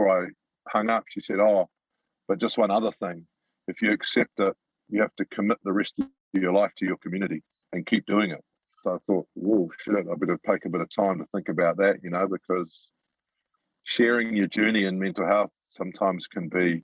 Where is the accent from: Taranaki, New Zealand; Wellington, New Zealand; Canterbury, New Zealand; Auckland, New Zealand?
Auckland, New Zealand; moved away as an adult; also born or lived in Italy / Japan; I was a butcher from Mangere, left school when I was 15